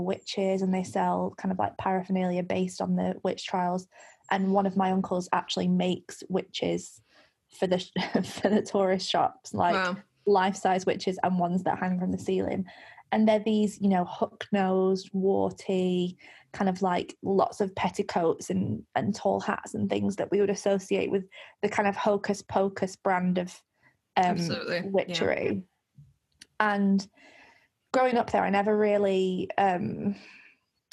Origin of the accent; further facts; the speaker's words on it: Lancashire, North West England, United Kingdom; I grew up in Lancashire, Pendle is in Lancashire